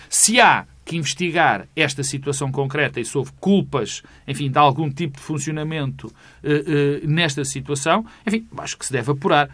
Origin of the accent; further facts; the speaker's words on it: Minho, Portugal; eu sou, eu sou minhoto